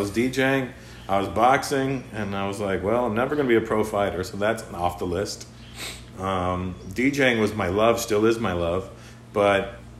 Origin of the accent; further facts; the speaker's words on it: India; Well, I'm Indian. You know, Indians are the Mexicans of the rest of the world.